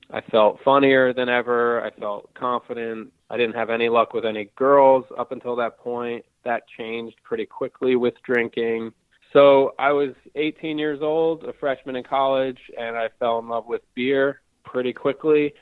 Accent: Hudson Valley, New York, United States; now in Brooklyn, New York, United States; I'm from the Hudson Valley of New York, which is about I think 75 or 80 miles north of New York City

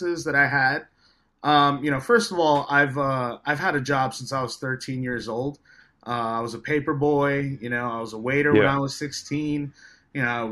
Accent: New York City, New York, United States; I'm from Staten Island, New York. It's currently where I'm at right now, in my home. And, it was definitely a rough experience growing up

